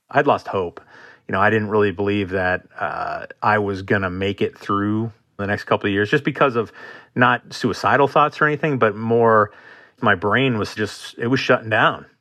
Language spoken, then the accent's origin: English; Marquette, Michigan, United States; moved away as an adult; I am from Marquette, Michigan, originally in the Upper Peninsula of Michigan. Absolutely gorgeous place to grow up.